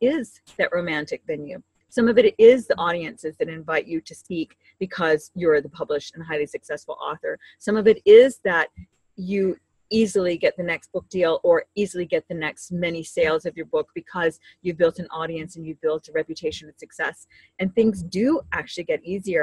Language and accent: English; Hawaii, United States; when I was growing up in Hawaii